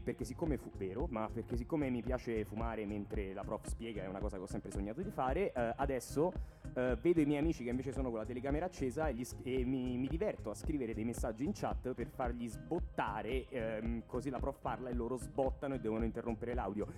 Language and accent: Italian; Latina, Lazio, Italy; Qui siamo nella mia città natale, a Latina